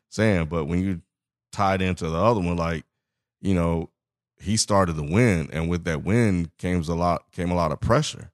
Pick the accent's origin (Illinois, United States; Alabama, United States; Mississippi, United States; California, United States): Mississippi, United States; I'm from Mississippi